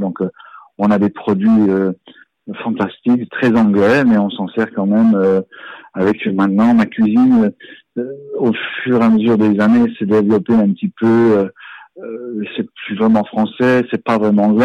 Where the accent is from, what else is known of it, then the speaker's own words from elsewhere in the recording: Strasbourg, Grand Est, France; moved away as an adult; now in England, United Kingdom; je suis né à, je suis né à Strasbourg